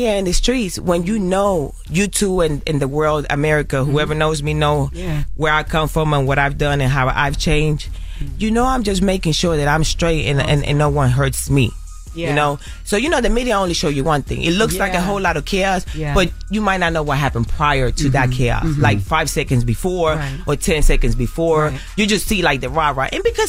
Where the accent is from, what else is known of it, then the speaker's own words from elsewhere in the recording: Carolina, Puerto Rico; I grew up in Puerto Rico. I grew up in Carolina, in Las Esmeraldas, in El Caserío. I grew up in the ghetto, in the hood, in the trenches.